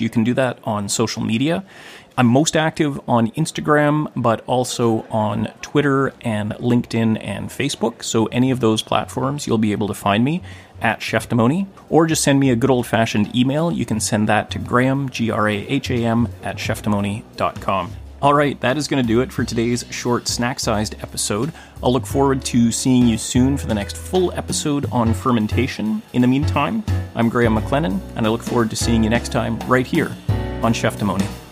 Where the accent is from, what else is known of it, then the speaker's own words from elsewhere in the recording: Gibsons, British Columbia, Canada; here in my hometown of Gibson's, British Columbia